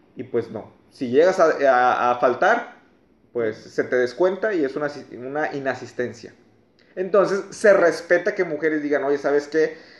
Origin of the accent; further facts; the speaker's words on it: Mexico; como mexicanos